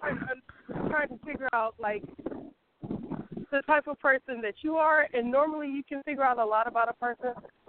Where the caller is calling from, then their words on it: the Bay Area, California, United States; I'm calling from the Bay Area.